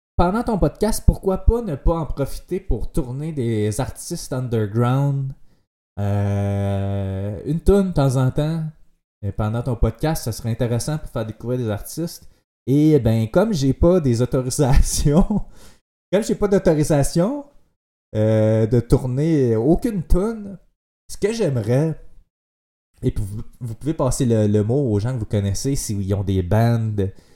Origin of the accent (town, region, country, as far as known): Quebec, Canada